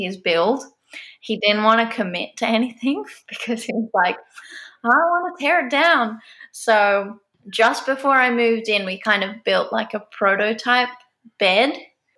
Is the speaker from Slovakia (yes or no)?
no; Australia; moved away as an adult; also born or lived in Canada; now in Squamish, Canada; I'm originally from Australia, moved to Canada about 3 years ago